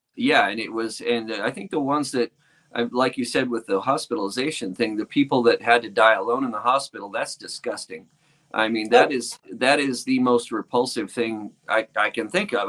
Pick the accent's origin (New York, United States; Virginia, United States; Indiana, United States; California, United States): California, United States; a little north of Sacramento, Northern; moved away as an adult; now in Nevada, United States; I'm in rural Nevada now. I used, uh, but I'm originally from California